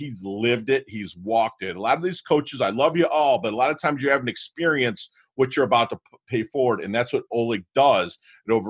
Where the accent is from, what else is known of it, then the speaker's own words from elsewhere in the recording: Michigan, United States; I'm from Michigan, the Mitten, affectionately called